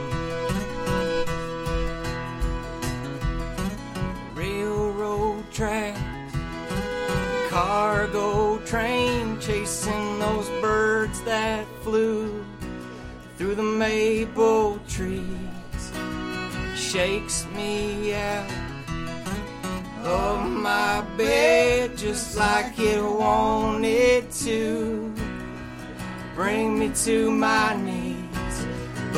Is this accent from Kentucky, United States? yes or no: yes; Kentucky, United States; we're from Kentucky